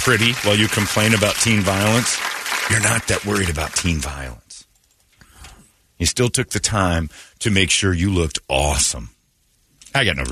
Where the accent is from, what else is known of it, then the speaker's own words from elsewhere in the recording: Mesa, Arizona, United States; I grew up in Mesa